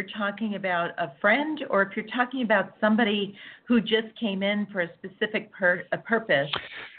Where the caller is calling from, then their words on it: Southern California, United States; I'm calling from California.